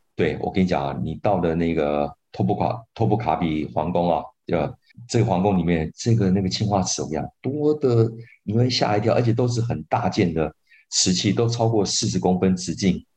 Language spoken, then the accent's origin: Chinese; Taiwan; 我们台湾人在台湾